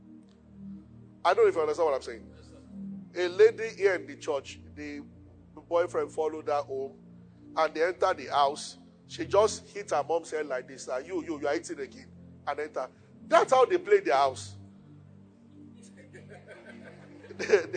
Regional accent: Yorubaland, Nigeria; I'm from Yoruba

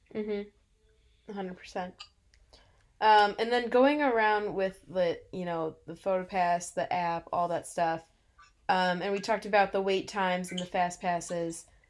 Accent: Illinois, United States; I am from Illinois. We we are used to 30 below

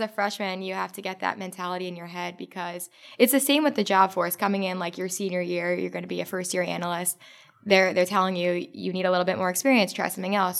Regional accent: New Jersey, United States; I'm from North Jersey

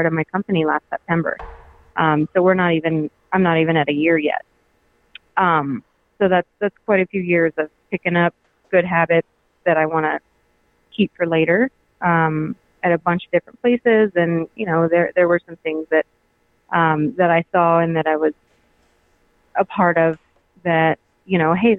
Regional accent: Alma, Colorado, United States; also born or lived in Georgia; Well, I grew up in Alma, which is right near Breckenridge. And I moved a lot when I was growing up.

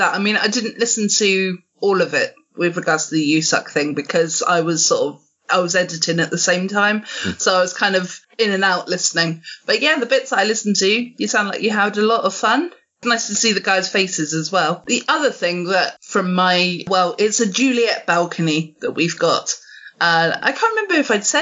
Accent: England, United Kingdom; I'm definitely an English rose.

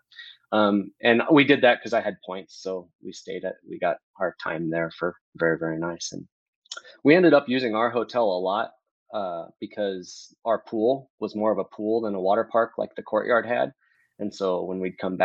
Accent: Omaha, Nebraska, United States; We're from Omaha, Nebraska

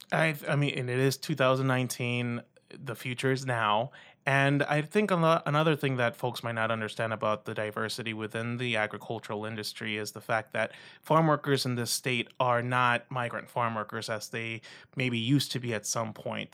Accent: Rio Grande Valley, South Texas, United States; also born or lived in Iowa / Minnesota; I'm originally from South Texas in the Rio Grande Valley, close to the border with Mexico

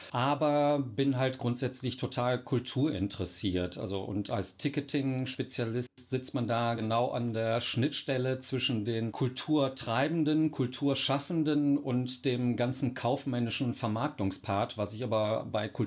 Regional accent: North Rhine-Westphalia, Germany; now in Cologne, Germany; Ich bin auch nur Wahlkölner, Imi. Ich komme ursprünglich aus dem Oberbergischen. Dort bin ich aufgewachsen, bin 51 Jahre alt

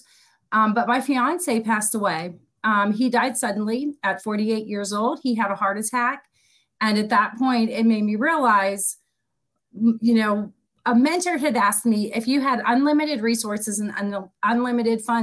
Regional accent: Pittsburgh, Pennsylvania, United States; also born or lived in East Coast; now in Palm Coast, United States; I'm originally from Pittsburgh, Pennsylvania, and I have had the pleasure of living all up and down the East Coast, but I found my home and have dug my roots right here in Palm Coast, Florida

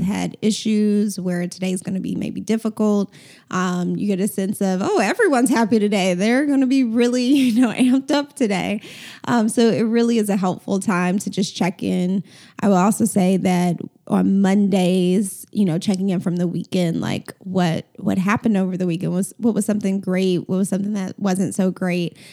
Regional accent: Atlanta, Georgia, United States; I grew up in Atlanta, went to Atlanta Public Schools

